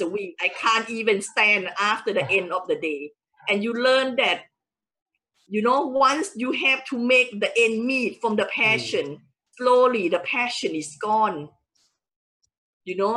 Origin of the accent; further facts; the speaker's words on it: Thailand; English is a second language; moved away as an adult; now in United Kingdom; I original from Thailand hmm. and I came to UK in 1994 just wow. to further my education